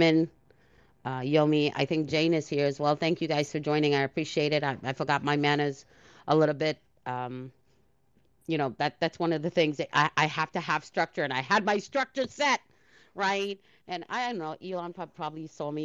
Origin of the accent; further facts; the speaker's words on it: Trinidad & Tobago; I was born in Trinidad.